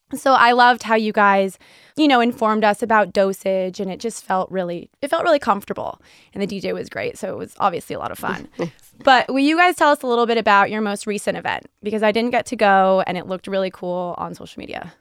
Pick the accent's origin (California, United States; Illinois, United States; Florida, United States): California, United States; now in Boston, United States; I grew up in California, so you know, I feel like us Californians have always been in tune with this